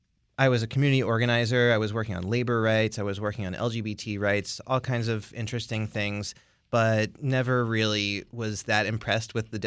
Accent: Owings Mills, Maryland, United States; I grew up in Owings Mills outside of Baltimore.

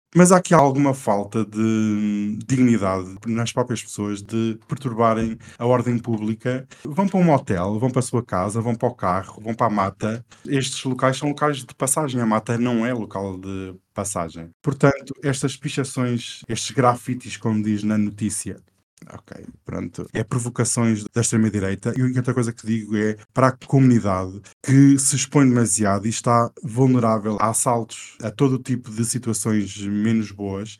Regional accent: Portugal; Não, não, eu sou português

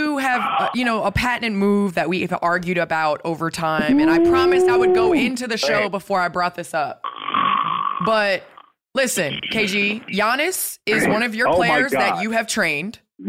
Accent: Chicago, Illinois, United States; I'm from Chicago, too.

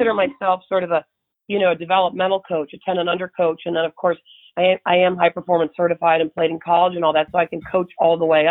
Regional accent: Buffalo, New York, United States; moved away as an adult; I grew up in Buffalo, New York

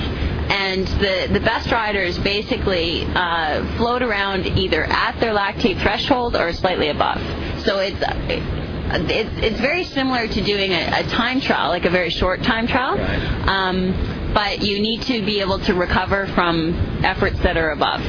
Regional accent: Canada; I'm Canadian

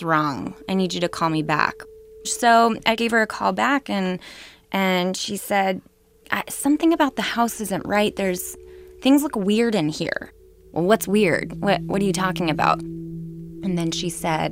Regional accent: Novato, California, United States; now in San Francisco, United States; I was raised in Novato in the house that said incident happened

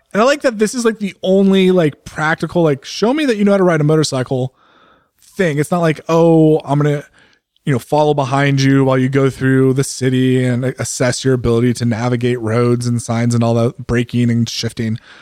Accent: California, United States; moved away as an adult; also born or lived in Pennsylvania; now in Oregon, United States; as a Californian

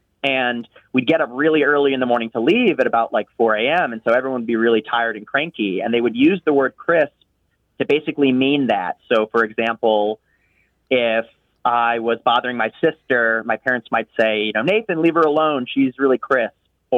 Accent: Chicago, Illinois, United States; now in San Antonio, United States; I grew up in Chicago

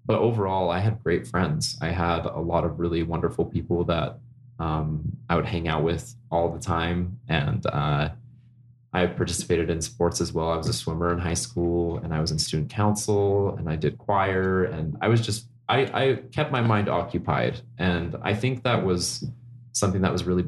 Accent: Orem, Utah, United States; I grew up in Orem, in the heart of Utah County, Family City, USA.

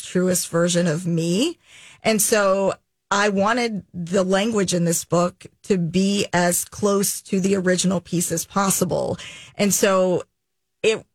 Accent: Jackson, Tennessee, United States; moved away; also born or lived in Chattanooga, Tennessee / Twin Cities, Minnesota; Jackson, which is where I grew up

